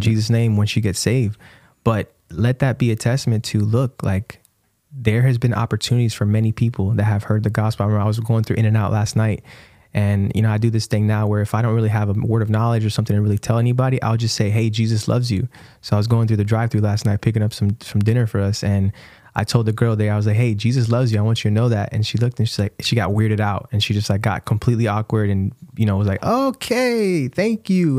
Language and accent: English; Brandon, Florida, United States; moved away; our hometown where we grew up